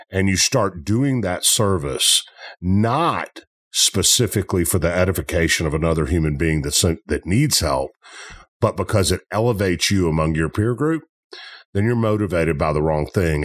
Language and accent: English; Memphis, Tennessee, United States; I'm from Memphis.